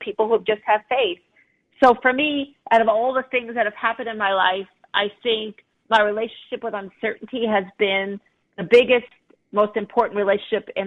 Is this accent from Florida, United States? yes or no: no; Long Island, New York, United States; I grew up on Long Island, I grew up in the United States